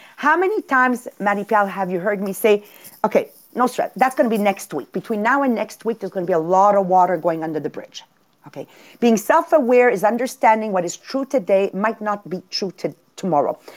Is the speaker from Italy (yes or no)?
yes; Italy; born where I was born in Italy and raised the way I was raised